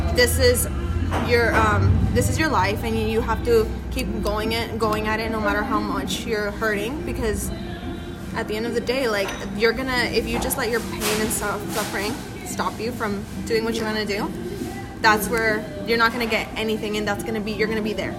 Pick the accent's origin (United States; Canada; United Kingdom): United States; Monterey, California; first language Spanish; English is a second language; I am a stylist from the Monterey area, a 831 area